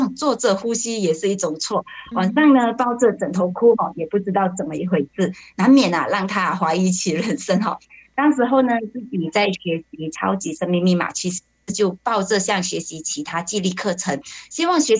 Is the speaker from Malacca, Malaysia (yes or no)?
yes; Malacca, Malaysia